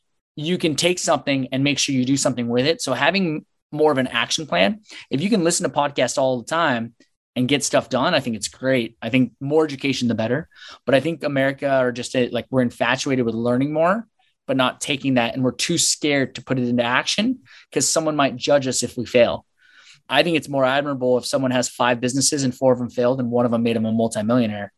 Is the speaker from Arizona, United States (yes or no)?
no; Seattle, Washington, United States; moved away as an adult; also born or lived in Chicago; now in San Diego, United States; Seattle, Washington, and born and raised, went to Seattle University